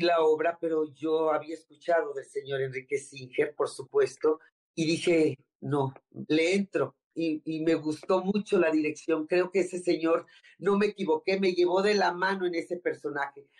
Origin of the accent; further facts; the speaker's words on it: Tampico, Tamaulipas, Mexico; moved away as an adult; now in Mexico City, Mexico; Yo soy de Tampico, Tamaulipas.